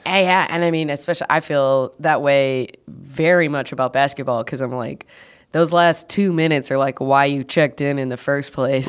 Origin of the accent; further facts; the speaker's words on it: Athens, Georgia, United States; now in Chicago, United States; I was born in Athens